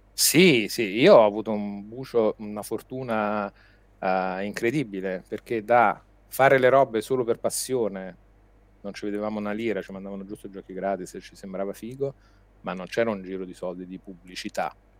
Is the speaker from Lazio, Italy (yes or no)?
yes; Rome, Lazio, Italy; accent: Roman; moved away as an adult; now in Milan, Italy; io sono nato e cresciuto a Roma